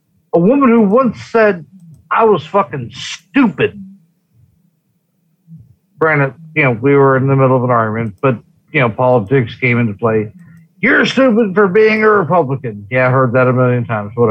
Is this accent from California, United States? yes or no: yes; California, United States; now in Nevada, United States; I grew up in California. Most of my ill-informed family is from California